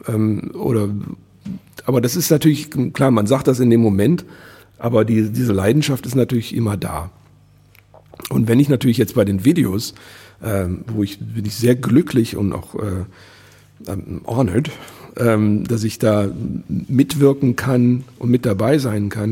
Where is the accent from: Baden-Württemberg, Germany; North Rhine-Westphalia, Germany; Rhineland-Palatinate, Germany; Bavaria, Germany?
North Rhine-Westphalia, Germany; Wuppertal; moved away; also born or lived in Vohwinkel; ich bin in Elberfeld geboren ähm, das war äh, 70er Jahre, alles relativ alternativ